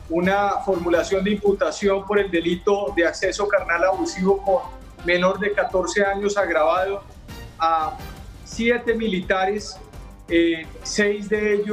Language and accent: Spanish; Colombia; como colombiano, como fiscal, como padre de familia, como hombre